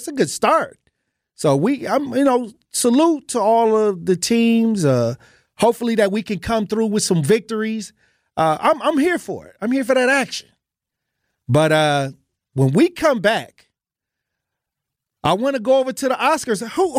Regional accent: Wisconsin, United States; I was born and raised in Wisconsin.

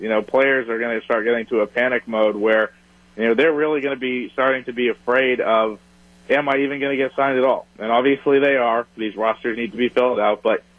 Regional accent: Boston, Massachusetts, United States; my hometown one, Red Sox fans

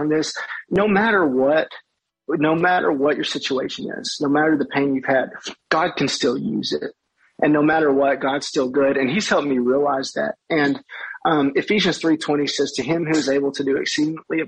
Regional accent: Madisonville, Kentucky, United States; my hometown of Madisonville, Kentucky

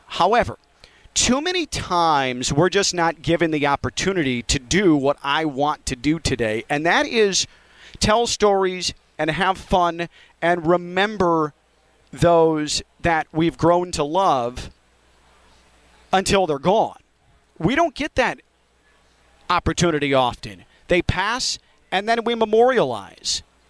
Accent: Chicago, Illinois, United States; now in Florida, United States; as a kid growing up in Chicago

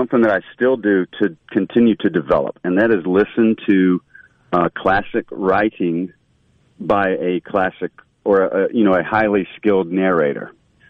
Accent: Mississippi, United States; outside of, my little bubble in Mississippi or sort of the South, people always would say, you know, where are you from? You're whatever. They would comment on it anyway.

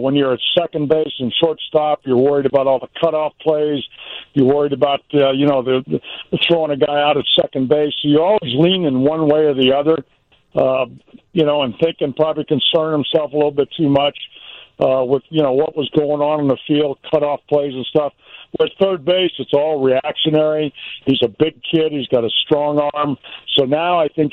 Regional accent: California, United States; moved away; also born or lived in Mississippi / Chicago; I said I was born in Mississippi, raised in California, but I really lived in Chicago

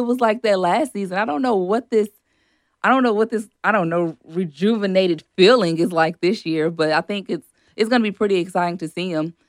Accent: Shreveport, Louisiana, United States; moved away as an adult; now in Lafayette, United States; I'm from Shreveport

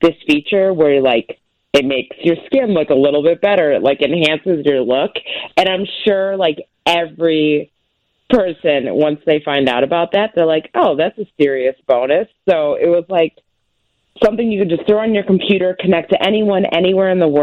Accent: Chicago, Illinois, United States; now in Colorado, United States; born and raised in Chicago

